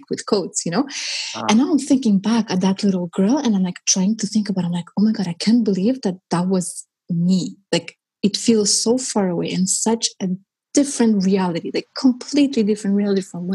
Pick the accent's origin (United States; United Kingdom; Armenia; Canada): Armenia; moved away; I was born in Armenia and it was part of the Soviet Union. And so I was growing up in the Soviet Union